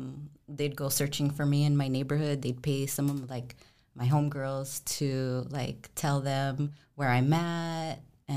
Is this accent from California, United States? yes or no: yes; Los Angeles, California, United States; Yeah, I grew up in LA in the Rampart area.